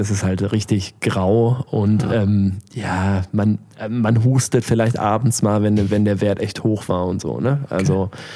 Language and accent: German; Germany; weil ich als äh, Deutscher sehr irgendwie gefragt war